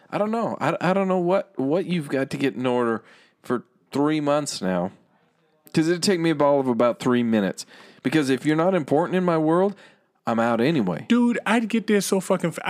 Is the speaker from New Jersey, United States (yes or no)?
yes; New Jersey, United States; Like, okay, I'm from East Coast, but I'm going to pretend that I'm West Coast.